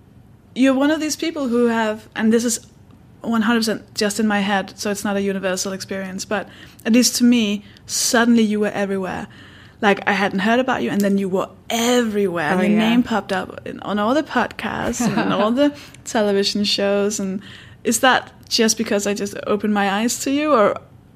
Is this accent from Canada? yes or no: no; Denmark; English is a second language; for me, I'm from Denmark. It's my second language.